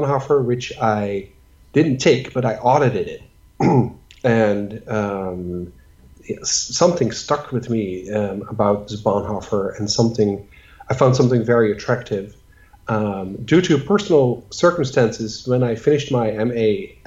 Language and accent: English; Netherlands; moved away; I'm from the Netherlands